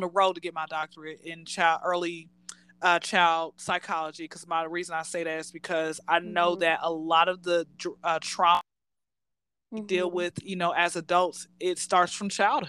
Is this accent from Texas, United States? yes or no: no; Atlanta, Georgia, United States; born and raised in Atlanta